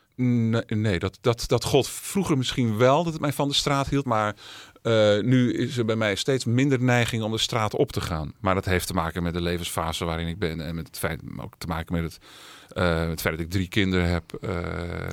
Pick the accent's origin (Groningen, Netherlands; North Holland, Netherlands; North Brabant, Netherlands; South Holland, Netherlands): North Holland, Netherlands; Alkmaar; also born or lived in Amsterdam; geboren en opgegroeid in Alkmaar.